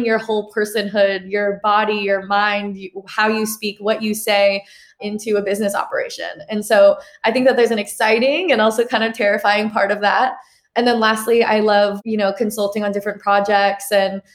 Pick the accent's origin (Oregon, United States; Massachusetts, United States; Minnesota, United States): Oregon, United States; Portland; also born or lived in New York City, New York, United States; I was born and raised in New York City. And then when I was 9, I moved to Portland, Oregon.